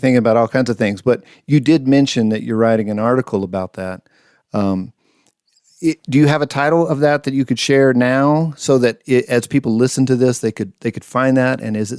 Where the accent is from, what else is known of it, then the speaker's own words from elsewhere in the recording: New Mexico, United States; I grew up in New Mexico